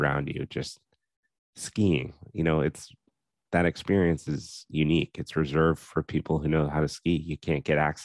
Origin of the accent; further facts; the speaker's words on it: Steamboat Springs, Colorado, United States; in Colorado, growing up in Steamboat, I'm absolutely biased to Steamboat